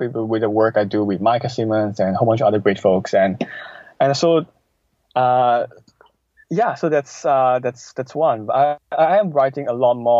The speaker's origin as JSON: {"language": "English", "country": "Malaysia", "also_born_or_lived": "Canada", "moved": "yes", "said": "I moved back from Canada 2 months ago. So I'm now back in Malaysia, so where I was from"}